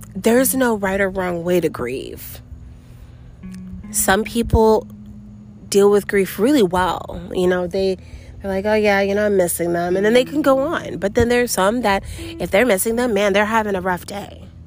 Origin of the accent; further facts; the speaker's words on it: New York City, New York, United States; moved away; also born or lived in Florida; I grew up in New York City, and then me and my mom moved down to Florida together